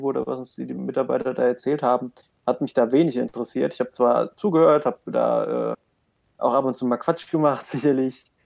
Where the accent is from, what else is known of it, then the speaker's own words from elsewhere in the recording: Kölschhausen, Hesse, Germany; ich komme aus Kölschhausen, Dorf mit 800 Einwohnern, da geht nicht viel